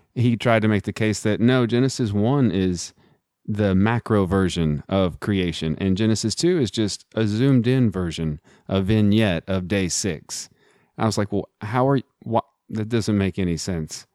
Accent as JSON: {"language": "English", "town": "Midland", "region": "Texas", "country": "United States", "tie": "born or raised there", "said": "I'm also from Texas, grew up in Midland, Texas"}